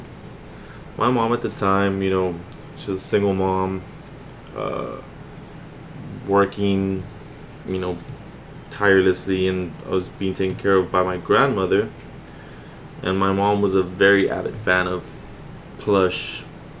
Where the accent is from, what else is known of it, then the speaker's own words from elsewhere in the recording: Laredo, Texas, United States; now in San Antonio, United States; I'm not from San Antonio, Texas, so I was born and raised in Laredo, Texas, which is a border town